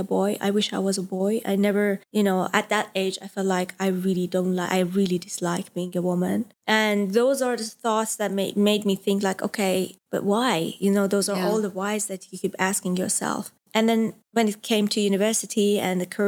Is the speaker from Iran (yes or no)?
yes; Isfahan, Iran; moved away as an adult; I was born in Iran, in Isfahan, which is a traditional city.